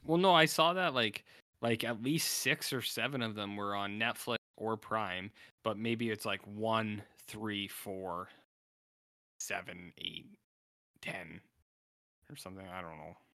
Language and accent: English; Canada; also born or lived in United States; being a Canadian